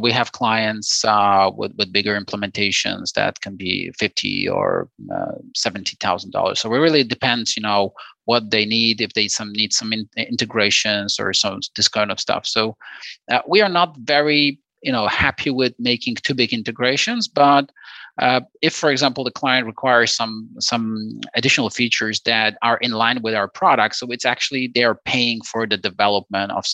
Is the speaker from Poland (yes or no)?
yes; Poland; We are from Poland